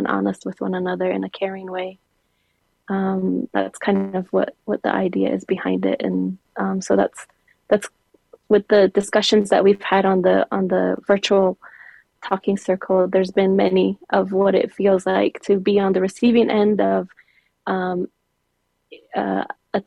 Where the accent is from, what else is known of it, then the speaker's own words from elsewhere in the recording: Zuni, New Mexico, United States; also born or lived in Gallup, New Mexico; I am from the Pueblo of Zuni, and that's where I grew up. I grew up in the Pueblo of Zuni